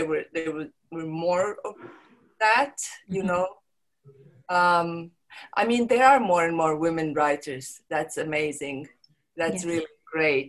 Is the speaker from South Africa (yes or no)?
no; Montenegro; first language Serbo-Croatian; English is a second language; also born or lived in London; now in Croatia; I'm from Montenegro, but I don't live there. Mm-hmm. I live in Croatia